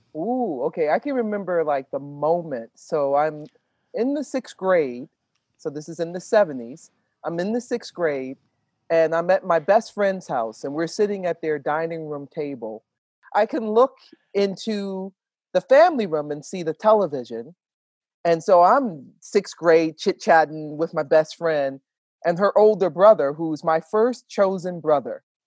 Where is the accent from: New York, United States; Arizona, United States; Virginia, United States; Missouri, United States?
Virginia, United States; Petersburg; In my hometown of Petersburg, Virginia